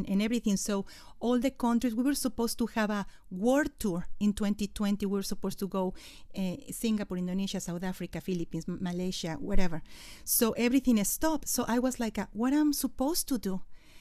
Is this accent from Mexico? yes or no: yes; Mexico City, Mexico; first language Spanish; English is a second language; moved away as an adult; I was born in Mexico City